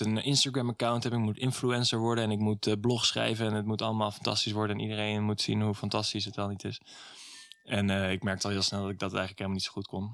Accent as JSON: {"language": "Dutch", "town": "Middelburg", "region": "Zeeland", "country": "Netherlands", "tie": "born or raised there", "also_born_or_lived": "Vlissingen", "said": "Ik ben geboren in Vlissingen en toen in opgegroeid in Middelburg"}